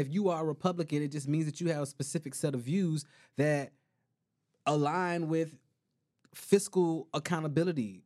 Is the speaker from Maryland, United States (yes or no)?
no; Miami, Florida, United States; I'm from Miami.